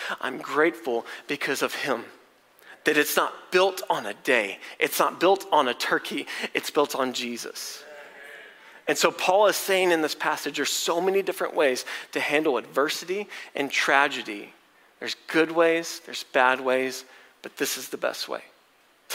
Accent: College Station, Texas, United States; I'm from College Station.

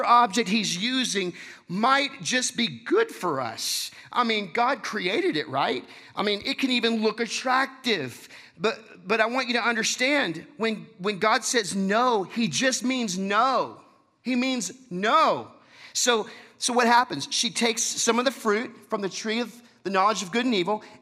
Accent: Texas, United States; I'm from Texas.

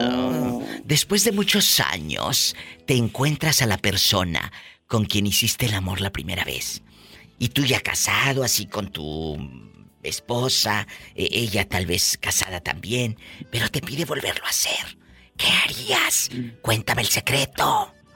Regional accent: Matamoros, Tamaulipas, Mexico; moved away

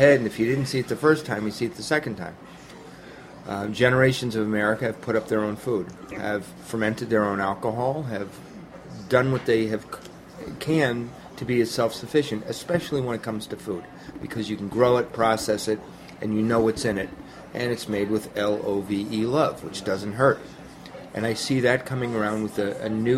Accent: near Manchester, New Hampshire, United States; Manchester, New Hampshire. which is close to my hometown. It's 30 minutes away.

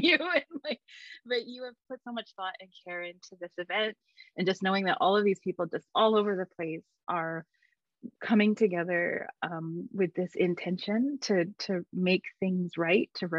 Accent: Edmonton, Alberta, Canada; moved away; I am a Métis person. I am from Alberta in Treaty 6 territory, or Miskwichi Wiskaigan, Edmonton.

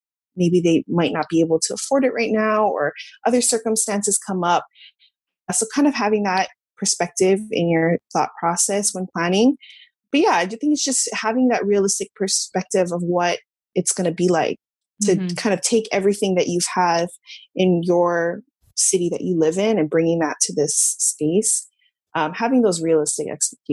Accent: Hawaii, United States; moved away as an adult; also born or lived in Los Angeles; I'm from Hawaii, we were living in Los Angeles

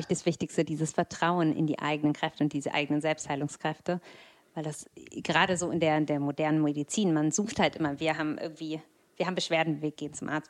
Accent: Berlin, Germany; wir sind Berliner

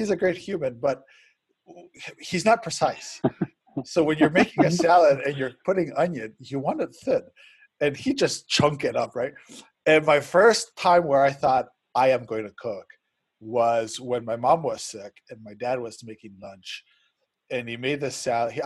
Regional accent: Spain; moved away; I grew up in Spain

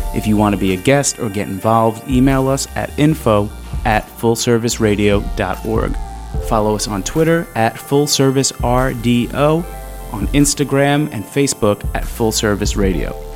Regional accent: Long Island, New York, United States; very Sicilian family, and I grew up in Long Island. So like, I don't know, 40 minutes outside of the city on the South Shore

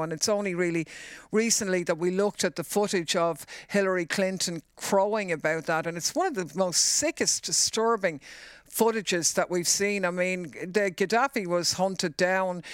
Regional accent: Ireland; for us as Irish people

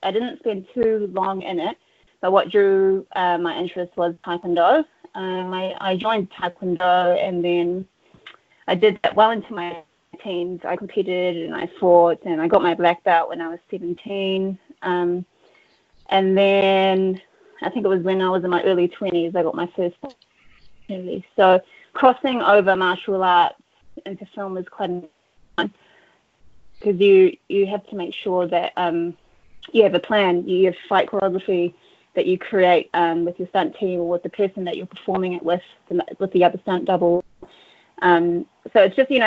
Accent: Auckland, New Zealand; I'm from Auckland, New Zealand. I was born and raised here

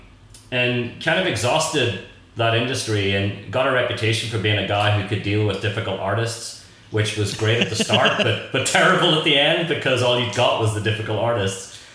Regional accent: Belfast, Northern Ireland, United Kingdom; accent: Northern Irish; moved away as an adult; also born or lived in New York; now in United States; I'm from Belfast in Northern Ireland. And, you know, back in the 70s, 80s, it was kind of a bit of a cultural wasteland.

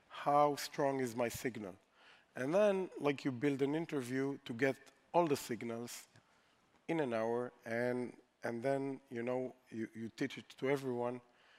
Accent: Israel; we're from Israel

